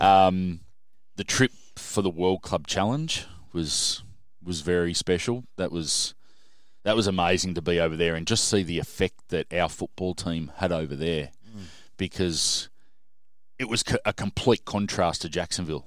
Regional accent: Sydney, New South Wales, Australia; also born or lived in Menai / Bathurst; I grew up in, uh, a suburb called South Hurstville and lived there till I was about sixteen

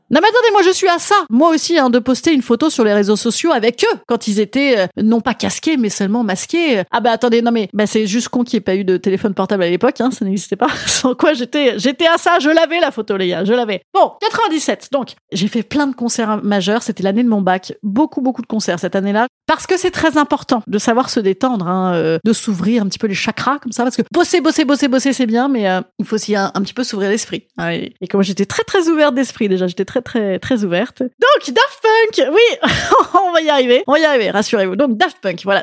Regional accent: Rouen, Normandy, France; je suis originaire d'Arwan, euh, de Rouen

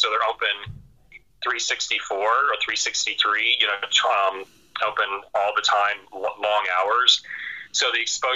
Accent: Florida, United States; now in Colorado, United States; we're from Florida

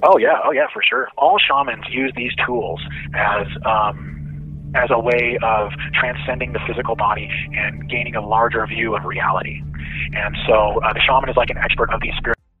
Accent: Arizona, United States; I grew up in Arizona

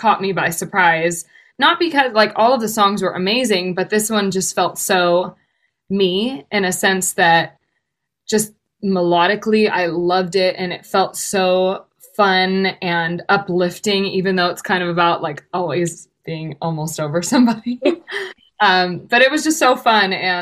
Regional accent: Redwood City, California, United States; I was born and raised in California, in Redwood City, California, to be exact

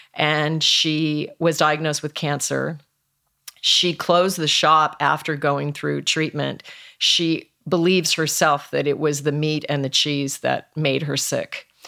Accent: Alaska, United States; moved away; I was raised in Alaska

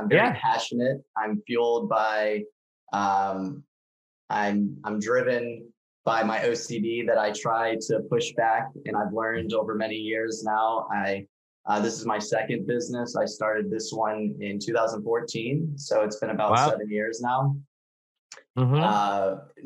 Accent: Richmond, Virginia, United States; also born or lived in Israel; I then came and went to college back in my hometown at VCU

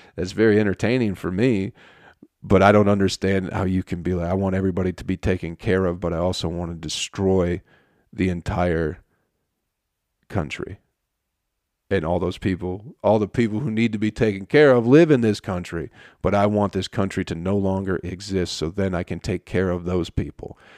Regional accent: Michigan, United States; moved away as an adult; also born or lived in Utica, New York; now in Atlanta, United States; I was from Michigan

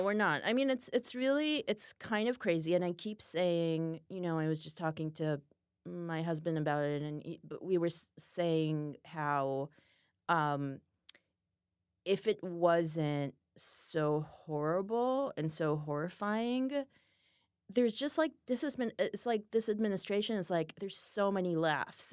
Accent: Israel; moved away; I'm from Israel

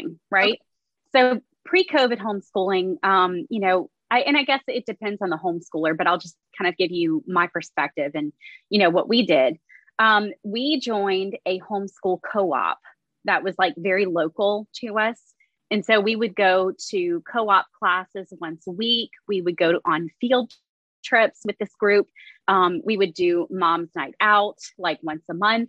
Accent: Baton Rouge, Louisiana, United States; also born or lived in Alexandria, Louisiana; we moved back down to my hometown, which is Baton Rouge, Louisiana

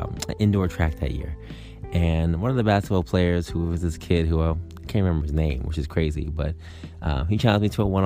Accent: New York, United States; I'm a New Yorker

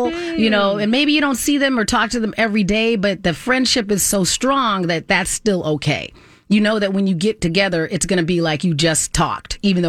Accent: Southwest, United States; accent: Southwest; now in Minnesota, United States; Like, I've lived here long enough that my accent from being in the Southwest, which is not a very deep accent anyway, is pretty much gone.

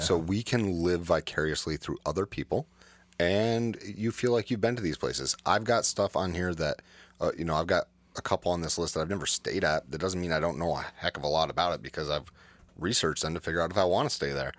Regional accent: the Adirondacks, New York, United States; I grew up in the Adirondacks. I grew up about two hours, eh, More like ninety minutes north of Saratoga Springs.

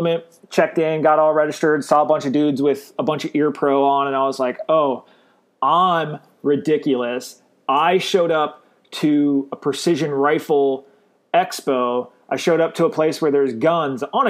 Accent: Glendale, Arizona, United States; now in Northwest Florida, United States; I was born and raised in Glendale, Arizona. I currently live in Northwest Florida

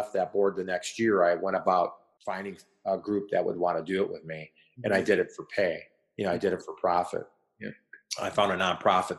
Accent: Racine, Wisconsin, United States; my hometown of Racine, Wisconsin

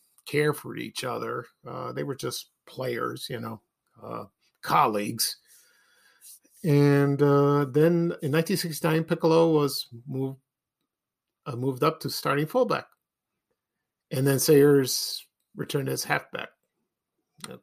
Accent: Ashburn, United States; when I grew up in Ashburn

